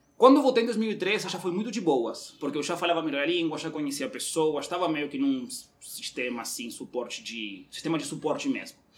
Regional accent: Uruguay; Portuguese is a second language; moved away as an adult; now in Brazil; eu sou do Uruguai, eu estou no Brasil há cinco anos

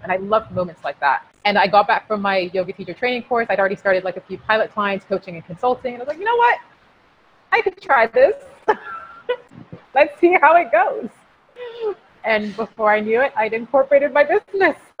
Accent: United Kingdom; being British Nigerian

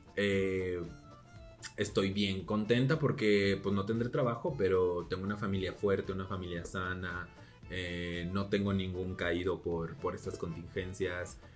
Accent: Celaya, Guanajuato, Mexico; moved away as an adult; also born or lived in Querétaro; now in Mexico City, Mexico; yo soy una chiquilla que salió de Celaya, Guanajuato.

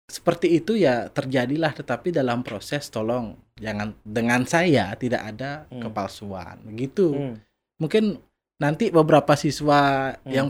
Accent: Dalung, Bali, Indonesia; saya asli dari Dalung.

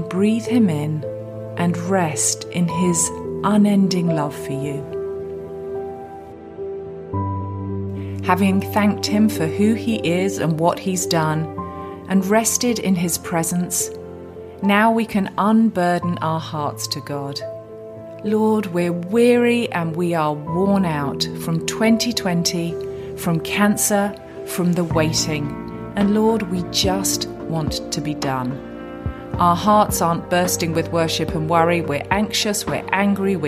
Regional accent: England, United Kingdom; accent: English; my English accent

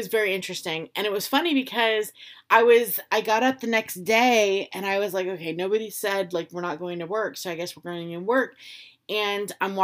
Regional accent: Florida, United States; moved away as an adult; I was raised from like a very young age in Florida.

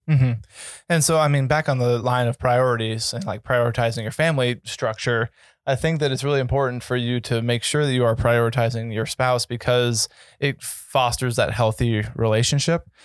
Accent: Colorado, United States; I grew up in Colorado

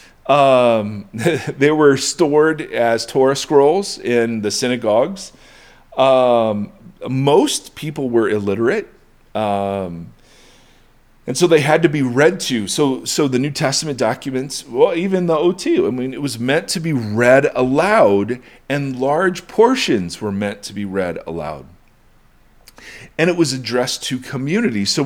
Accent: United States; as an American Westerner

